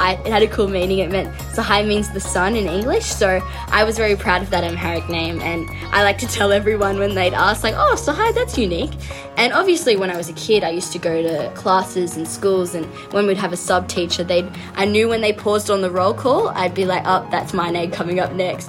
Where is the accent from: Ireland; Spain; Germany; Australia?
Australia; Sydney, New South Wales; also born or lived in Addis Ababa, Ethiopia; my parents adopted me from there when I was 7 months old, and I've lived in Australia ever since